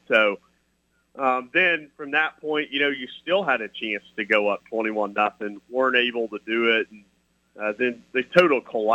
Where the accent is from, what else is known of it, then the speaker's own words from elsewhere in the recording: Kansas, United States; Josh and I grew up in Kansas